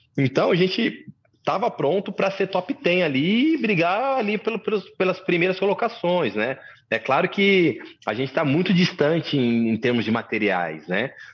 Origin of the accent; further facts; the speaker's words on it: Camamu, Bahia, Brazil; moved away; also born or lived in Santo André, São Paulo; eu nasci na Bahia, né? Em Camamu. Meus pais me adotaram quando eu era bem novinho, né? Depois eu vim para São Paulo, é, em Santo André especificamente.